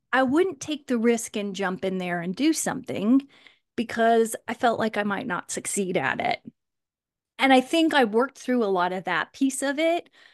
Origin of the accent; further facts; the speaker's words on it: Kansas, United States; I actually grew up in Kansas